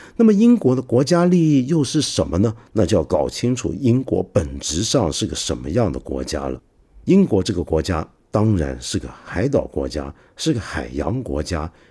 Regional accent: China; 我们中国人

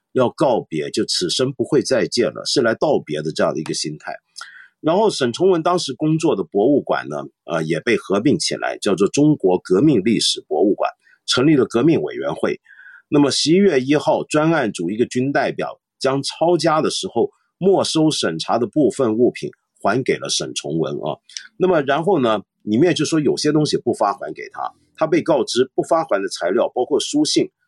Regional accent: Taiwan; now in Hong Kong; 我在台湾长大

